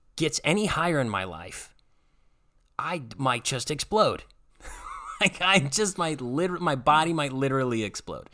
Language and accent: English; Strongsville, Ohio, United States; moved away as an adult; move back to my hometown, work in my home church that I grew up going